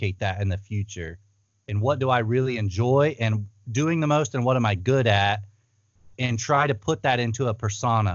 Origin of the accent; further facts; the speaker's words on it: Ohio, United States; moved away as an adult; also born or lived in Thailand; I'm from Ohio. We made a move out west